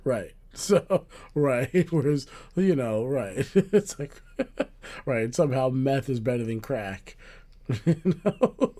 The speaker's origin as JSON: {"language": "English", "country": "United States", "said": "we're Americans"}